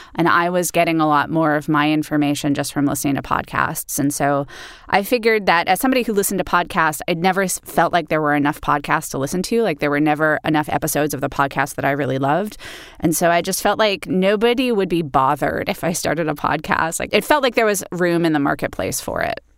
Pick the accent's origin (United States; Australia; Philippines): United States; Los Angeles, California; I grew up in Los Angeles in the eighties